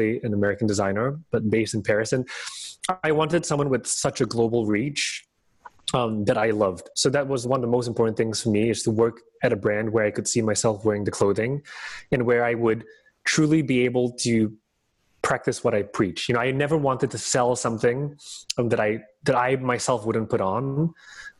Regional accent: Singapore; moved away as an adult; also born or lived in Hong Kong / New York; as a boy of 18 growing up in Singapore

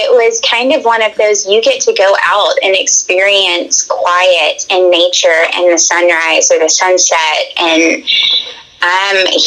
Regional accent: Tennessee, United States; also born or lived in Alabama; born and raised in Tennessee. I lived part of my time in Alabama with my dad growing up.

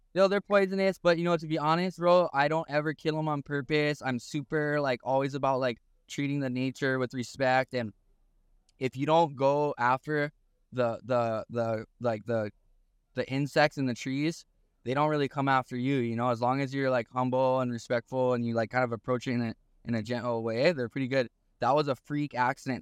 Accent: Haiku, Hawaii, United States; also born or lived in Paia, Maui; I was born in Puebla, raised in Haiku, Maui. So my home where I grew up is literally five minutes away from Piahe Jaws

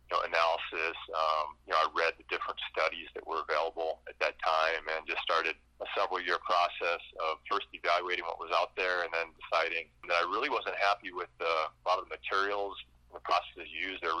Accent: Wisconsin, United States; moved away as an adult; now in Colorado, United States; Wisconsin hunting whitetails. Um, moved to Colorado about 20 years ago now

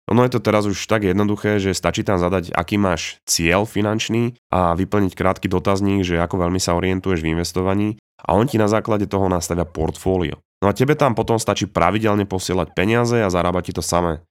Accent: Slovakia; moved away as an adult; also born or lived in Canada; vítaj späť doma

